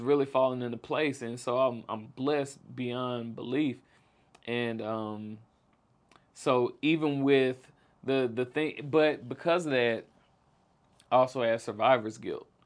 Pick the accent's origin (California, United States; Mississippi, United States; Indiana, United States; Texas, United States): Mississippi, United States; Jackson; I grew up in South Jackson